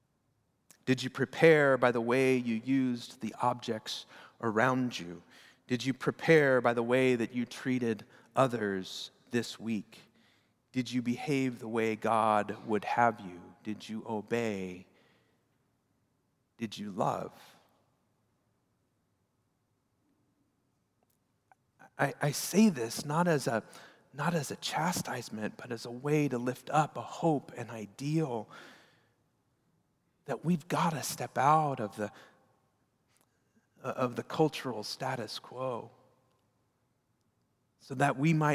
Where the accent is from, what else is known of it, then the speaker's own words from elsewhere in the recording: United States; We as American Protestants